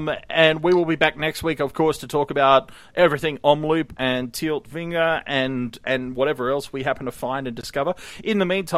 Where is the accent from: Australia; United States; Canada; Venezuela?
Australia; I'm from Australia, it's literally never been cold enough here to need